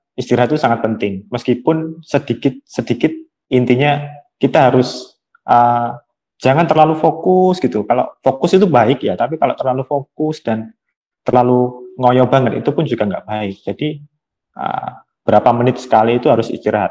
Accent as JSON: {"language": "Indonesian", "town": "Kediri", "region": "East Java", "country": "Indonesia", "said": "Aku dari kota Kediri, Jawa Timur"}